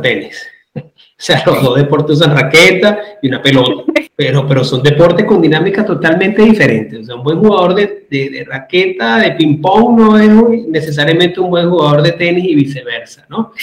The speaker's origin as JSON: {"language": "Spanish", "town": "Caracas", "region": "Capital District", "country": "Venezuela", "tie": "born or raised there", "moved": "yes", "lives_now": "Madrid, Spain", "said": "soy venezolano, nací en Caracas, actualmente resido en Madrid"}